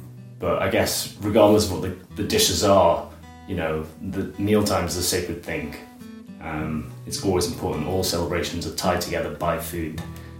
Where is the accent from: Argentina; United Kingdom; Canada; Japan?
United Kingdom; Liverpool, North West England; moved away as an adult; now in Edinburgh, United Kingdom; I am 27 years old. I was born in Liverpool, down in England, north of England, and now I live in Edinburgh, and I've been here full-time for about 9 years.